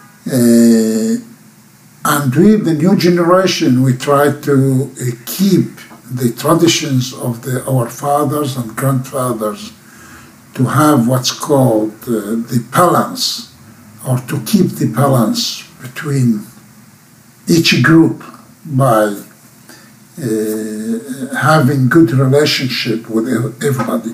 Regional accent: Abu Ghosh, Jerusalem District, Israel; I was born in Jerusalem, in the hospital, but my parents and our roots are here all the time. We are living here. But I was born in Jerusalem, but later living in Abu Ghosh

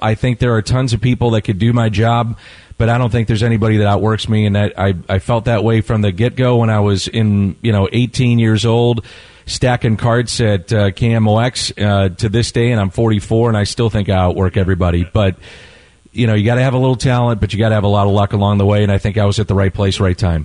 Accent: St. Louis, Missouri, United States; I, I, was born and raised in South St. Louis

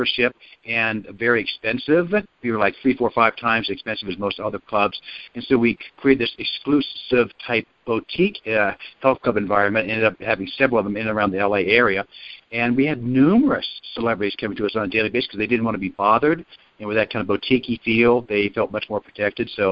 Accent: Ohio, United States; I grew up in Ohio

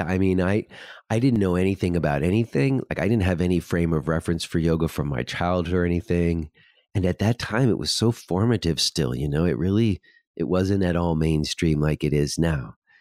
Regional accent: New York, United States; I was from New York

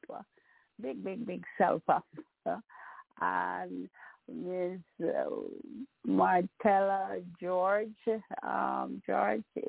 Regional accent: Jamaica; moved away; I'm still Jamaican, always be Jamaican.

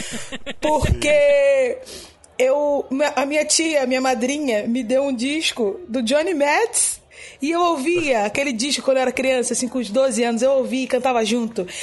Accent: Magé, Rio de Janeiro, Brazil; sou de Magé, na Baixada Fluminense.

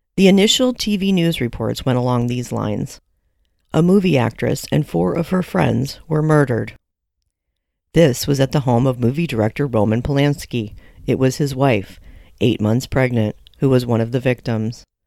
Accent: Michigan, United States; My home state of Michigan

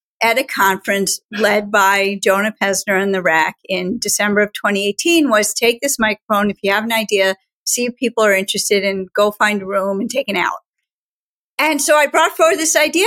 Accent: Schenectady, New York, United States; I grew up in Schenectady, New York, at Gates of Heaven

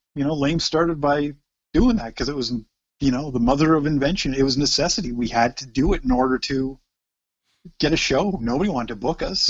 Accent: Oshawa, Ontario, Canada; never ever said we were from anywhere else but Oshawa

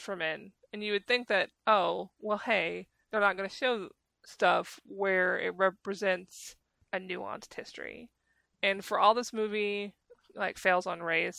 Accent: United States; I am American

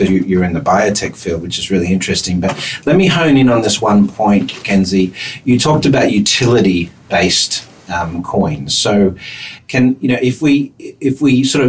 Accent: Australia; accent: Aussie; it's my Aussie accent.

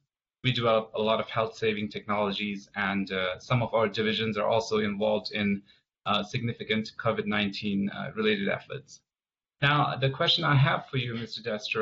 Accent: India; moved away as an adult; now in Salt Lake City, United States; Personally, I mostly grew up in India. I was born in India. I went to one of the Central Tibetan Administration's Tibetan schools in India.

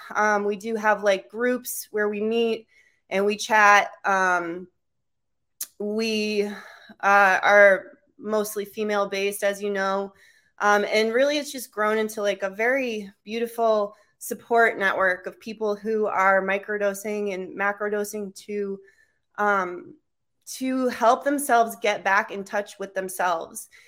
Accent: Cape Cod, Massachusetts, United States; moved away; also born or lived in Alaska / Vermont; my hometown, Cape Cod

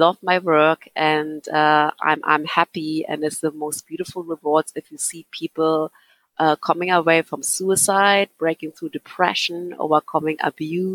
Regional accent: Berlin, Germany; English is a second language; now in Ireland; I grew up in East Berlin

